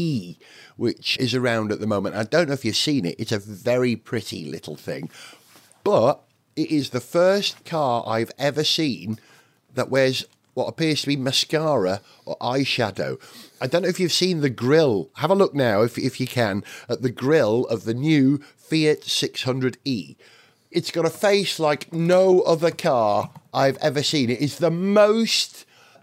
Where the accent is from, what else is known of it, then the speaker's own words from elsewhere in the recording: Wales, United Kingdom; as a Welshman and as an educator